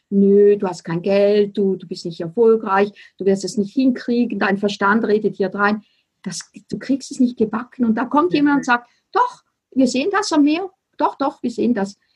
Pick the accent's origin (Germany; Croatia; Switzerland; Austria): Switzerland; accent: Swiss German; first language Swiss German; German is a second language; für mich ist Deutschland, also Deutsch, auch eine Fremdsprache, weil meine Muttersprache ist Schweizerdeutsch.